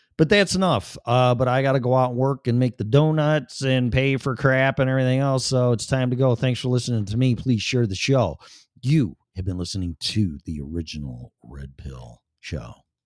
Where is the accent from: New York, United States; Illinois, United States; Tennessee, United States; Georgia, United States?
Illinois, United States; Chicago; moved away as an adult; also born or lived in Florida; now in Colorado, United States; Chicago, 'cause I was born and raised there and spent fifty-something years there